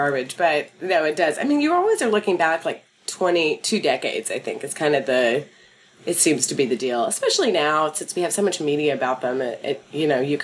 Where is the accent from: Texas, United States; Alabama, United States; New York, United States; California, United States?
Texas, United States; Dallas; moved away; I grew up in Dallas in sort of a religious town